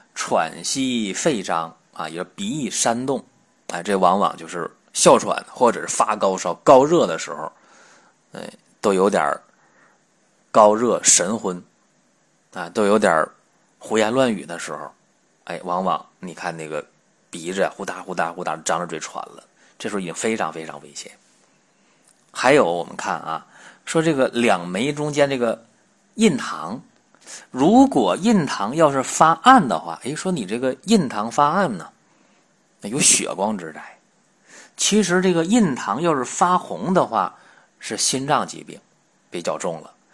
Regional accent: China; 我们中国人，黄种人

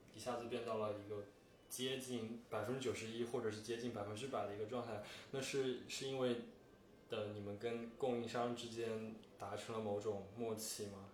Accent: China; 可能我作为一个中国人

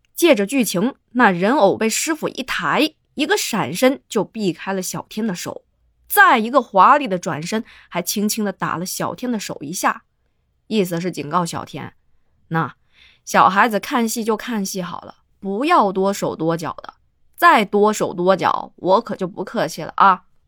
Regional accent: Guangdong, China; 在我的老家潮汕地区称之为皮猴儿

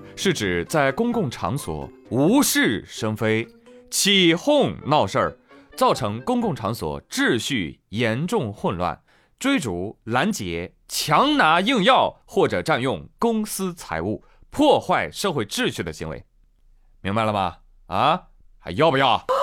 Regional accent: China; 我们中国人

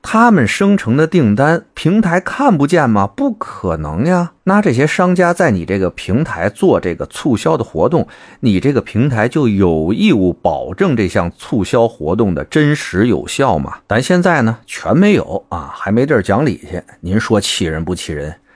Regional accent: Beijing, China; accent: Beijing; 我这有点北京口音吧

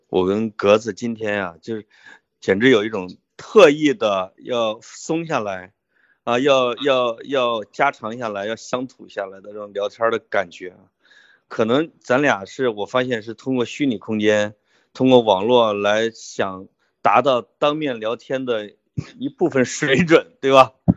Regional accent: Changli, Hebei, China; moved away; also born or lived in Beijing; 我所在的这个叫昌黎县，就是韩愈啊的老家

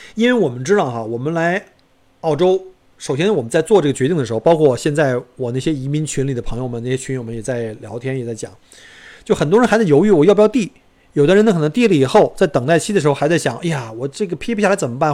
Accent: China; moved away as an adult; now in Australia; 当时就只有我一个中国人

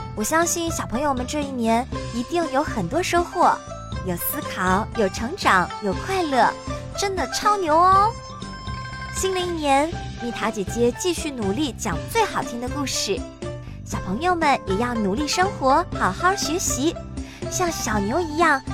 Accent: China; 今天是大年三十儿，除夕夜，是我们中国人最重要的节日。

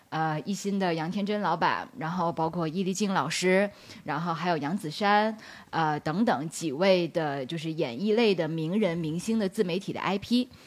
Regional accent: Beijing, China; 我是北京人，我毕业于北京大学的本科跟硕士

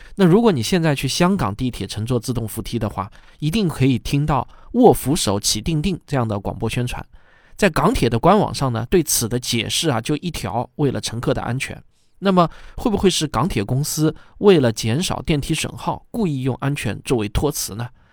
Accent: China; 我自己呢，也是个土生土长的中国人

